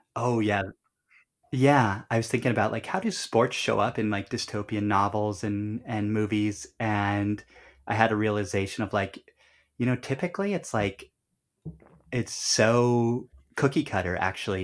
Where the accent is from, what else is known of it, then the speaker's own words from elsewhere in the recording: Colorado, United States; we grew up in Colorado